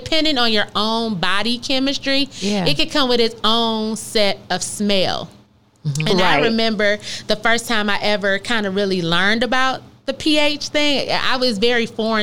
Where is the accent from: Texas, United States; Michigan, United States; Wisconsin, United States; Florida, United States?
Michigan, United States; moved away; we're from Michigan